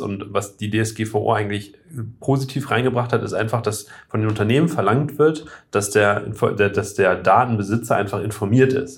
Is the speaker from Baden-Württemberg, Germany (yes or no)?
no; Oldenburg, Lower Saxony, Germany; also born or lived in Hambühren, Lower Saxony; in Oldenburg anrufen und sagen, habt ihr noch einen Zettel, wo ich, drauf, wo ich geboren bin